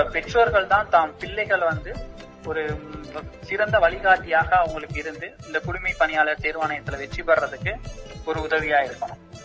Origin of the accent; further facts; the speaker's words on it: Madurai district, Tamil Nadu, India; now in Coimbatore, India; எனது சொந்த மாவட்டம் மதுரை